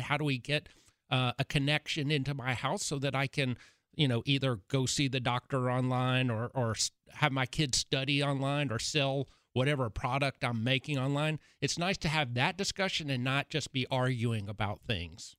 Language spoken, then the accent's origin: English; Chattanooga, Tennessee, United States; I'm from Chattanooga, Chattanooga, University of Tennessee at Chattanooga